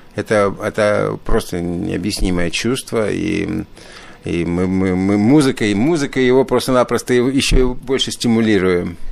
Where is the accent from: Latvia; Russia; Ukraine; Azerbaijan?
Latvia; Riga; now in Ottawa, Canada; Родился в Риге, и в Риге, Рига славится вообще очень большими, даже в советское время, прежде всего, славилась большими джазовыми традициями. Я, я родился в джазовой семье.